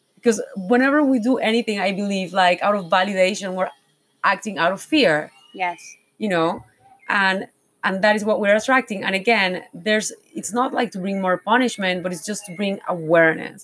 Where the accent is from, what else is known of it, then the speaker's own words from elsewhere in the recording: Panama; I was born in Panama, I was like, oh, why I was born here